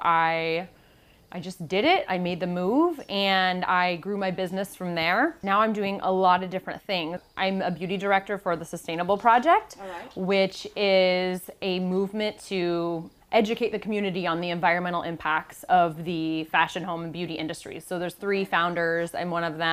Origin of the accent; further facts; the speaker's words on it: Seattle, Washington, United States; moved away as an adult; now in Palo Alto, United States; I'm from Seattle, and now I live here in Palo Alto, California